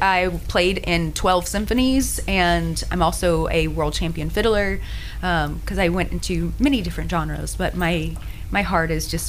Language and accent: English; Tyler, Texas, United States; moved away; I'm from Tyler, Texas.